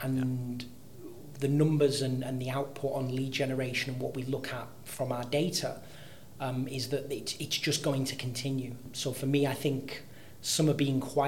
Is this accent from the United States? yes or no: no; Manchester, North West England, United Kingdom; now in Dubai, United Arab Emirates; I'm originally from Manchester in the north of England